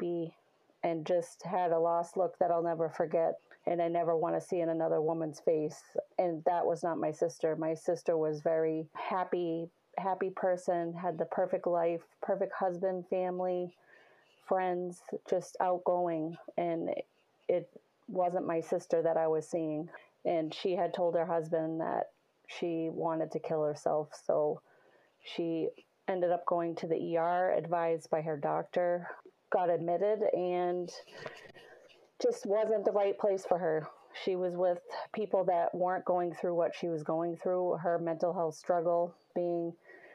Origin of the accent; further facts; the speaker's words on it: Salem, New Hampshire, United States; I'm from Salem, New Hampshire, Little New Hampshire